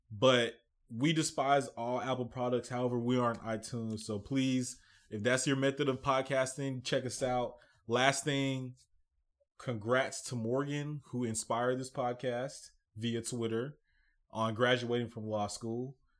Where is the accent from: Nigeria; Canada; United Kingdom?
Nigeria; I'm Nigerian.